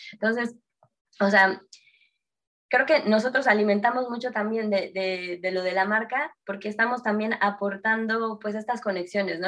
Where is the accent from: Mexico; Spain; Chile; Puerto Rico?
Mexico; Mexico City; Yo soy de Ciudad de México